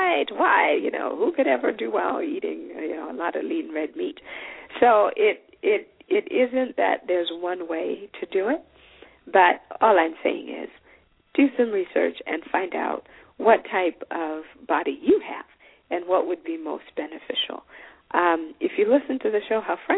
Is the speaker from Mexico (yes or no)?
no; Zimbabwe; I am from Zimbabwe